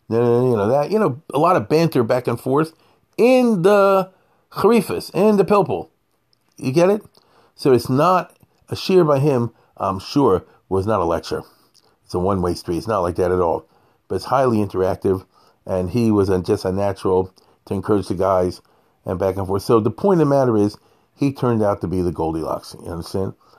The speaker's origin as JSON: {"language": "English", "town": "Baltimore", "region": "Maryland", "country": "United States", "tie": "born or raised there", "said": "I'm growing up in Baltimore"}